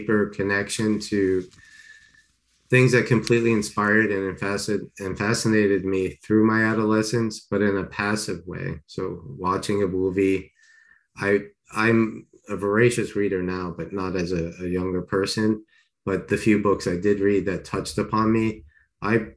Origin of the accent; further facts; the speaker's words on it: Long Island, New York, United States; also born or lived in Queens, New York; I was born in Queens, grew up in Long Island